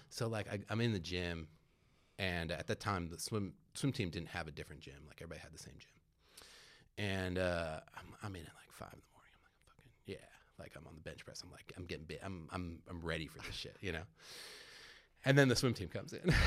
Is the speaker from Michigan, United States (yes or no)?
no; San Francisco, California, United States; also born or lived in Petaluma, California; I was born in San Francisco and then, um, moved up to Petaluma for high school and, and, um, then went to Cal. Um, so I'm a Bay Area kid, like, through and through